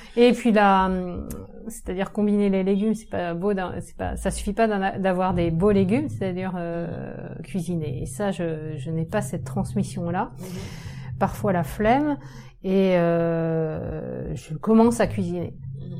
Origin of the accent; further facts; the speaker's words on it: Saint-Brieuc, Brittany, France; je viens de Saint-Brieuc, dans les Côtes d'Armor